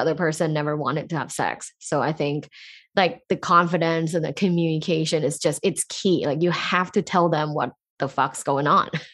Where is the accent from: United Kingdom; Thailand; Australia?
Thailand; moved away; I grew up in Thailand, a sexually conservative environment